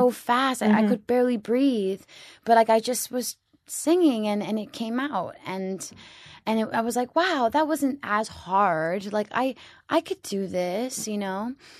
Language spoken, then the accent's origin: English; New York, United States; also born or lived in Florida; I grew up in New York and in Florida.